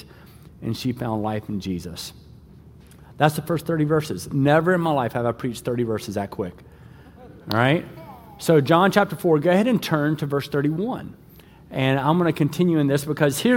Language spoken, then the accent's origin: English; the South, United States; moved away; also born or lived in West Michigan; I'm from the South